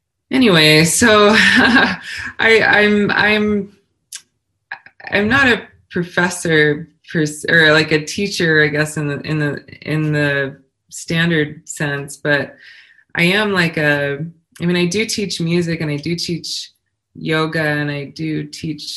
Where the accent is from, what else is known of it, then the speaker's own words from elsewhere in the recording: Colorado Springs, Colorado, United States; I grew up in Colorado Springs. My dad was in the Army and retired in Colorado Springs